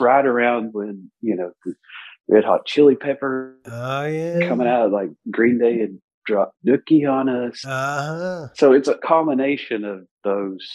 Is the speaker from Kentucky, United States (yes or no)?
yes; East Kentucky, United States; … is from my hometown. This is the same small town in East Kentucky. You know, I grew up right off of … Boulevard